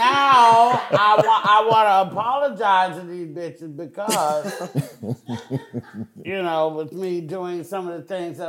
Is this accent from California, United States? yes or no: yes; Oakland, California, United States; I'm from Oakland, motherfucking California.